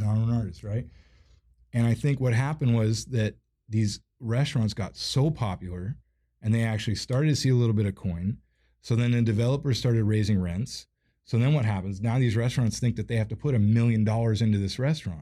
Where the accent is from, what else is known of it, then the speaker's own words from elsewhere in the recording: Seattle, Washington, United States; I grew up in View Ridge